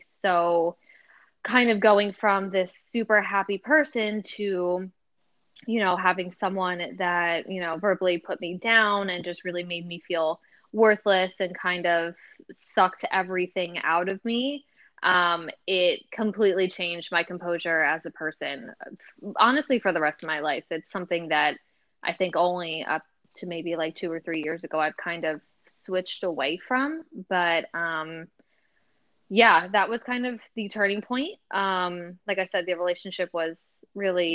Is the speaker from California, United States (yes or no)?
no; Jersey Shore, New Jersey, United States; I grew up right on the Jersey Shore.